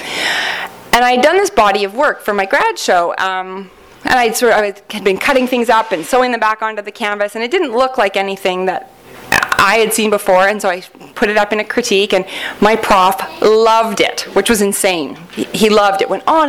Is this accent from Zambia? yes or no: no; Canada; accent: Canadian; I'm from Canada